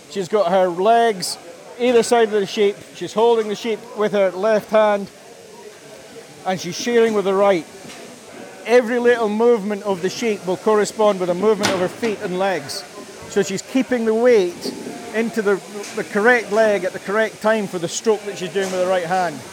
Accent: Isle of Man; I'm from the Isle

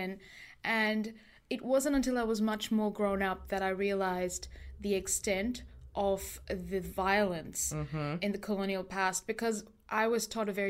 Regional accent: India; I'm Indian and I also have ancestors who lived in a colonial nation.

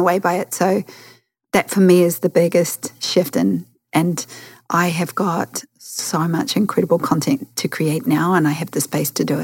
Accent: New Zealand

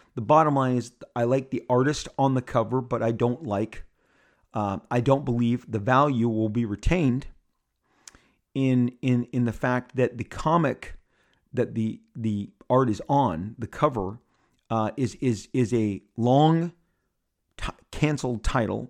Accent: Southern California, United States; I'm born and raised in Southern California. I live in Orange County

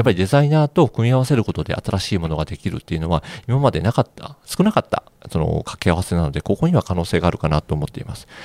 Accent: Higashiosaka, Osaka, Japan; 出身が東大阪なので、はいはい、どちらかというとこう、家の周りに工場があるのが当たり前

